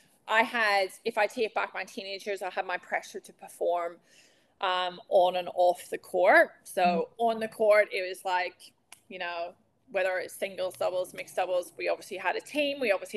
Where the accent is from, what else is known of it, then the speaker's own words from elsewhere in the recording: Northern Ireland, United Kingdom; moved away; also born or lived in United States; I'm from outside Belfast, but I'll say right. Belfast.